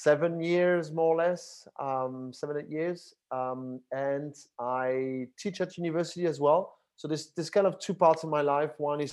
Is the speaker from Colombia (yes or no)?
no; Paris, Île-de-France, France; now in Barcelona, Spain; I'm originally from France, from Paris. But was, you know, most of my life spent it outside of France, and in different countries in Europe and outside of Europe. And I currently live in Barcelona, Spain